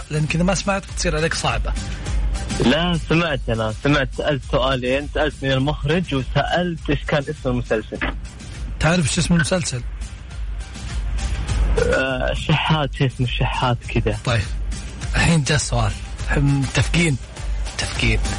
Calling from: Tabuk, Tabuk Province, Saudi Arabia; انا اكلمك من السعوديه من من السعوديه من تبوك من تبوك

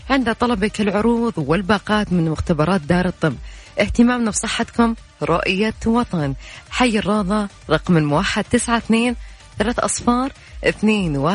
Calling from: Mecca, Makkah Province, Saudi Arabia; أنا من مكة

